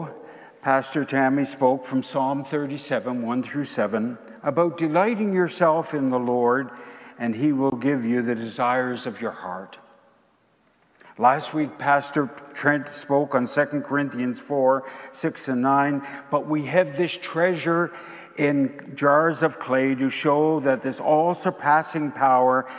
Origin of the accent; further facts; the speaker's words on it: Prince Edward Island, Canada; As a boy growing up in Prince Edward Island